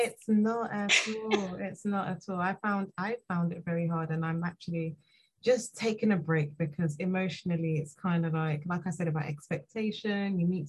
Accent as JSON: {"language": "English", "region": "London", "country": "United Kingdom", "said": "I'm from London"}